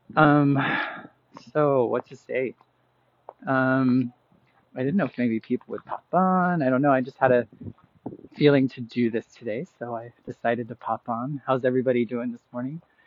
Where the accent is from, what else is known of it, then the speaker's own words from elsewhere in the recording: Boise, Idaho, United States; moved away as an adult; now in Chicago, United States; 10 years ago that I moved from Boise, Idaho, that I moved from here to Chicago and started my journey away from Idaho.